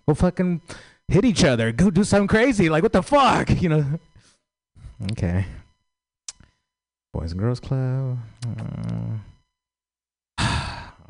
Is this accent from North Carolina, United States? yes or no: no; San Francisco, California, United States; I grew up in San Francisco